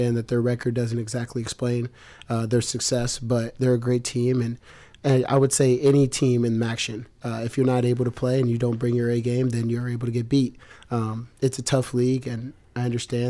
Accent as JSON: {"language": "English", "town": "Columbus", "region": "Ohio", "country": "United States", "tie": "born or raised there", "said": "I grew up in Columbus, Ohio"}